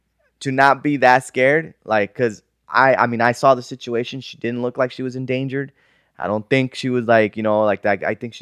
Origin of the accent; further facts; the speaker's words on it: Sun Valley, United States; we grew up in Sun Valley, food, so we don't get scared easily.